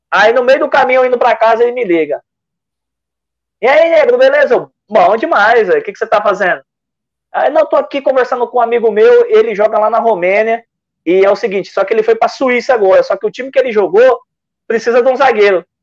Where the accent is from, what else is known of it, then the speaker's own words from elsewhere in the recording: São Paulo, Brazil; also born or lived in Salvador; eu nasci em Salvador, na verdade. Nasci, sou ah. baianinho, mas cresci em São Paulo